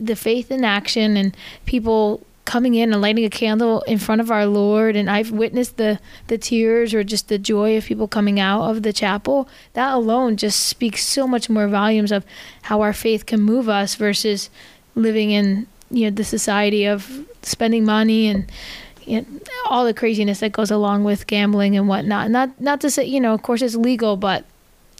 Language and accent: English; New Jersey, United States; also born or lived in New York City; I grew up in North Jersey and worked in New York City for a while